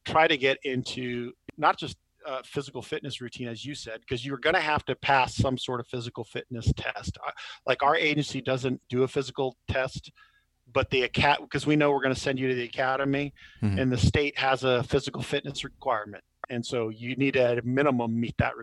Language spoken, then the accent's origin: English; California, United States; I'm from California